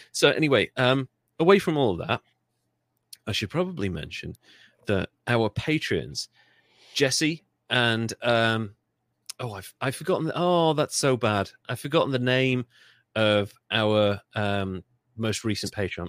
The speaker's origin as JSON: {"language": "English", "country": "United Kingdom", "said": "I'm British"}